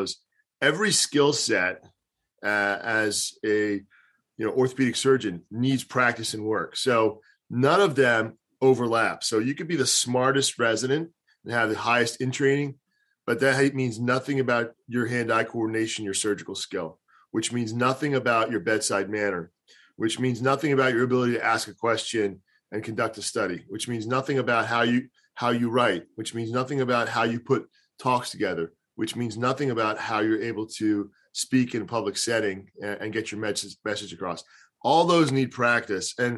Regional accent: Delaware County, Pennsylvania, United States; also born or lived in Beirut, Lebanon / California / Philadelphia; I grew up in Delaware County. Being a Delco guy is a big deal. So I grew up in Delco

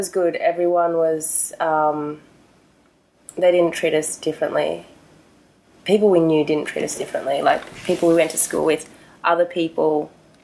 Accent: Newcastle, New South Wales, Australia; accent: Australian; also born or lived in South Korea; we grew up in Newcastle, it was a small town mentality

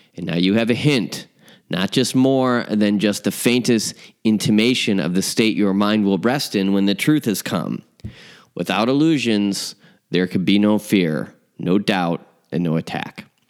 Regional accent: Chicago, Illinois, United States; my hometown, uh, Chicago.

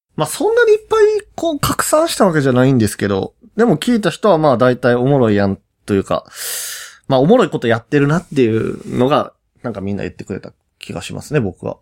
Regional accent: Osaka, Japan; 僕ら大阪出身の幼馴染二人

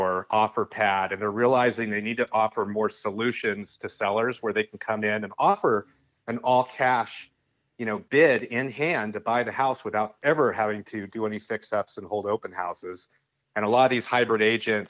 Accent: San Francisco Bay Area, California, United States; now in Sonora, United States; I grew up in the San Francisco Bay Area, born and raised

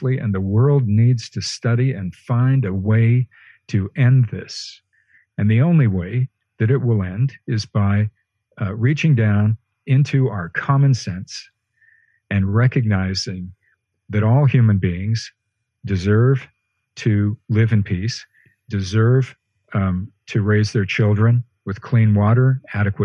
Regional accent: Western Canada, Canada; moved away; I'm speaking to you from Western Canada, my hometown, where I've had to spend the pandemic

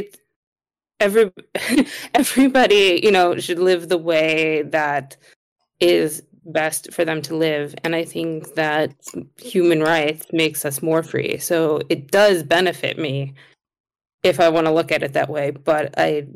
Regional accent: United States; moved away; I grew up in America

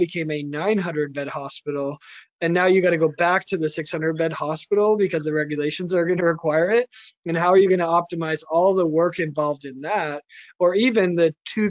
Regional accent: United States; as an American

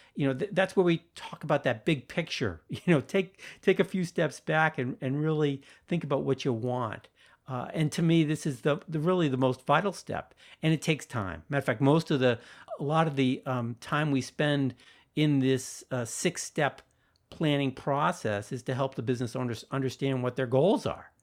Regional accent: Sharon, Massachusetts, United States; my hometown of Sharon, Massachusetts

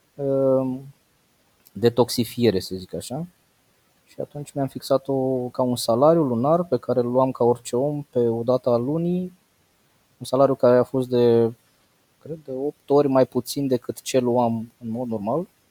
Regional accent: Bacău, Bacău County, Romania; eu sunt din Bacău. Am uh, păscut oile până la 18 ani

